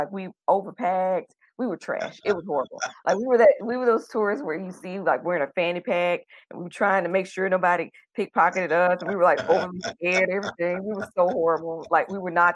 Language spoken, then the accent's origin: English; Chattanooga, Tennessee, United States; moved away as an adult; also born or lived in Indianapolis, Indiana; now in Taipei, Taiwan; I'm from Chattanooga, Tennessee